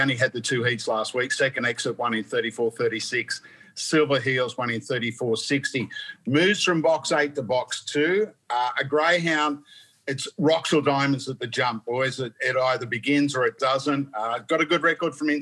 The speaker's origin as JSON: {"language": "English", "region": "New South Wales", "country": "Australia", "tie": "born or raised there", "moved": "as an adult", "lives_now": "Queensland, Australia", "said": "I ventured back to my hometown"}